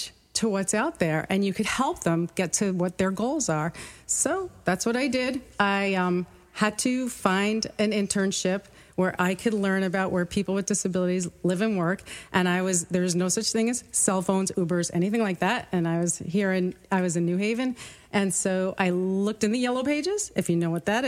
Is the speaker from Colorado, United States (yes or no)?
no; New York City, New York, United States; I grew up in Brooklyn, New York